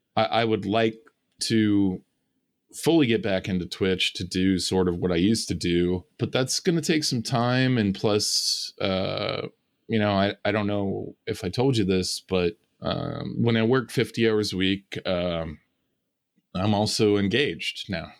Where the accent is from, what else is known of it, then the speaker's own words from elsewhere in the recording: California, United States; moved away; I decided I was gonna go back to my hometown